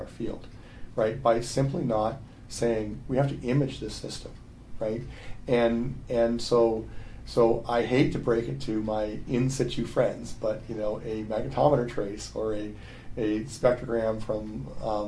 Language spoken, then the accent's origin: English; Canada; I'm from Canada